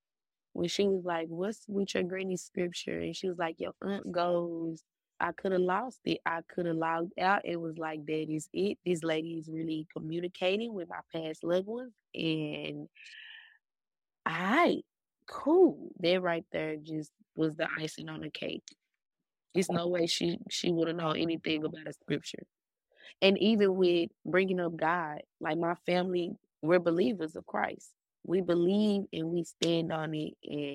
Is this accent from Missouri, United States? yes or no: no; Dallas, Texas, United States; I'm from Dallas, Texas.